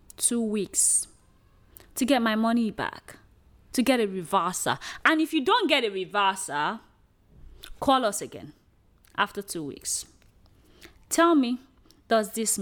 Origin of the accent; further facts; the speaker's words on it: Nigeria; we are a country where, you know, oil is actually our natural resources